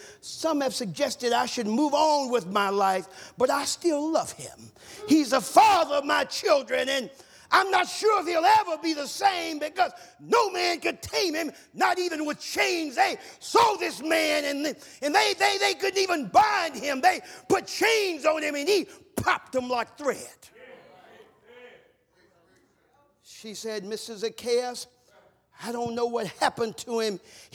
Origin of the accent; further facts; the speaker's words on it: the South, United States; years ago, where I grew up in the South, when someone passed, they put a funeral spray on the door.